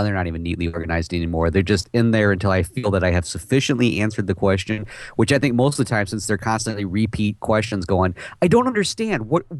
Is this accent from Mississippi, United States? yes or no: no; Texas, United States; Hey, I'm from Texas.